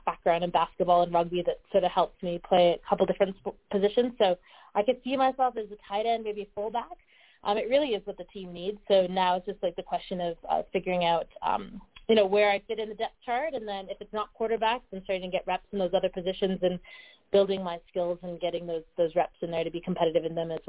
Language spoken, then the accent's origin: English; Canada; also born or lived in Australia; now in Denver, United States; being Canadian, like, I've grown up eating sort of Canadian